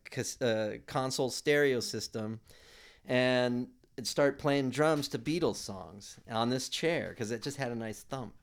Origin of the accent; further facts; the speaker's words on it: Hermosa Beach, California, United States; I grew up in Hermosa Beach in the South Bay